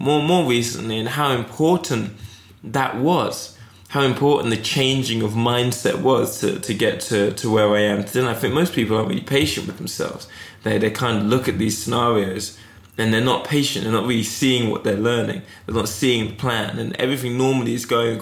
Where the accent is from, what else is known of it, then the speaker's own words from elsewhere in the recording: Eastbourne, South East England, United Kingdom; also born or lived in Toronto; now in London, United Kingdom; I was growing up in Eastbourne.